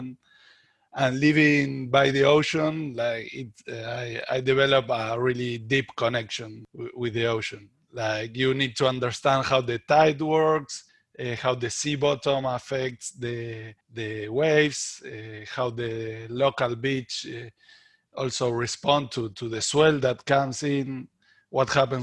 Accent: Buenos Aires, Argentina; I'm Argentinian, and I was raised in Buenos Aires

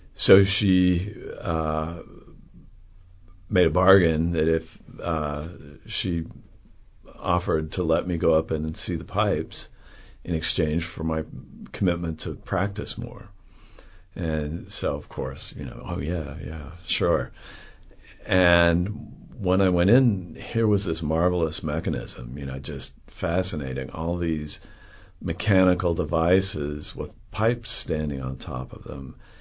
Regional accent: Salt Lake City, Utah, United States; moved away as an adult; also born or lived in London / New York / Oregon; now in Chattanooga, United States; I was raised in Salt Lake City, Utah

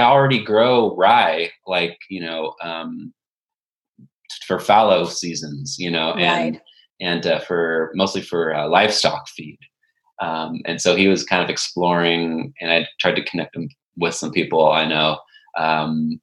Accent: Patterson, California, United States; growing up in Patterson, California, which is Central Valley

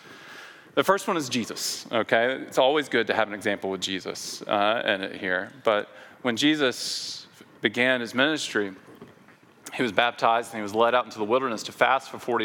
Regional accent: Memphis, Tennessee, United States; in my hometown in Memphis, Tennessee

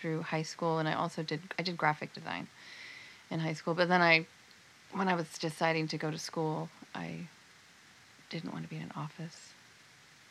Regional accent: San Jose, California, United States; I grew up in the South Bay. I grew up in San Jose

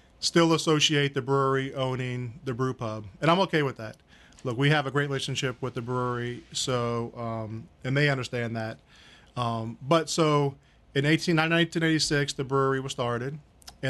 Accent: Mandeville, Louisiana, United States; I grew up here in Mandeville since first grade

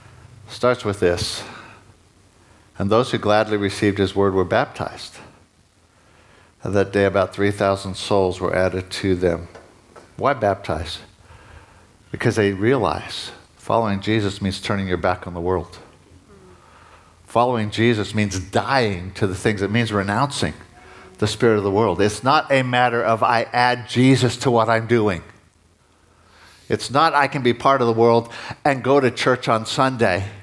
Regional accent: United States; moved away; I'm an American, I'm a dual citizen

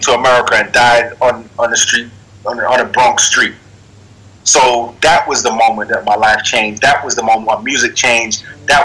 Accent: Sierra Leone; also born or lived in London; now in New York, United States; I was born in Sierra Leone

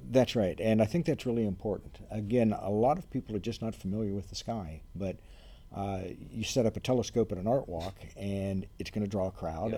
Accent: Ohio, United States; moved away as an adult; also born or lived in Reno, Nevada; now in Lafayette, United States; I grew up in Ohio.

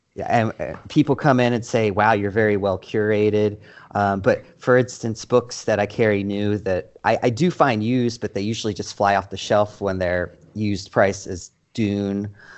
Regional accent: Dundalk, Maryland, United States; moved away as an adult; now in Portland, United States; I hail from Baltimore, more specifically Dundalk, Dundalk, hon

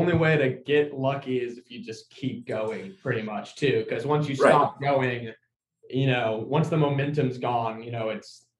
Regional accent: Florida, United States; we're from Florida

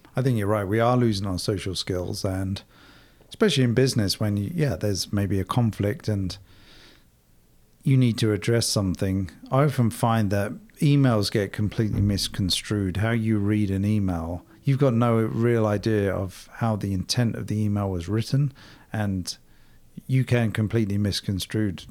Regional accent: England, United Kingdom; moved away as an adult; also born or lived in London; now in United States; growing up in Europe, myself in England

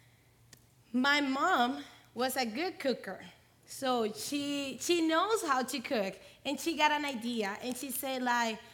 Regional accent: Dominican Republic; I'm from Dominican Republic

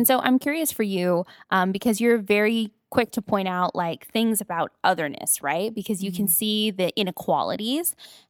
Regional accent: Paramount, California, United States; I grew up in Paramount, North Long Beach, where everybody is Mexican and related to each other, right?

